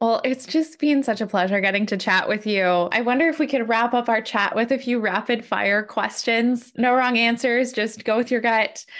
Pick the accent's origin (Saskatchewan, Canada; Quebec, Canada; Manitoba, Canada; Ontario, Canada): Saskatchewan, Canada; Saskatoon; Saskatoon, Saskatchewan, my hometown.